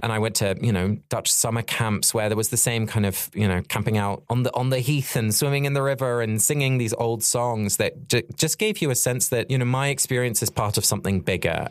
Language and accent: English; Sussex, South East England, United Kingdom; our natural landscape which I grew up in in Sussex